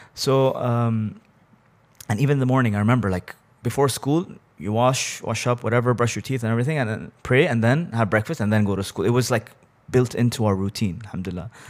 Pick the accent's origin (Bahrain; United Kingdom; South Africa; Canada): Bahrain; born or raised there; also born or lived in Abu Dhabi, United Arab Emirates